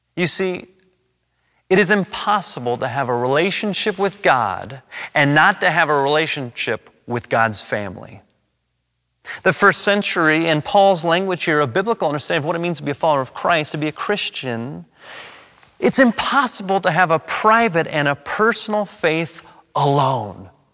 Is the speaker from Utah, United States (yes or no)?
no; Los Angeles, California, United States; I was born and raised and educated in Los Angeles.